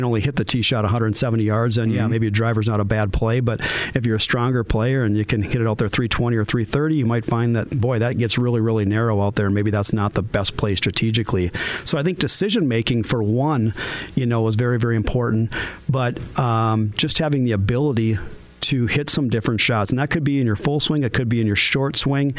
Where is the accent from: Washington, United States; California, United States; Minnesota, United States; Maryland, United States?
Minnesota, United States; Moorhead; I grew up in South Moorhead.